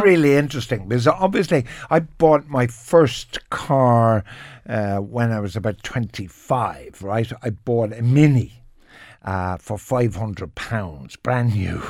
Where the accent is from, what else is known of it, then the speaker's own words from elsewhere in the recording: Cork, Munster, Ireland; I'm from Cork, and there used to be a Ford factory. So every second car in Cork was a Ford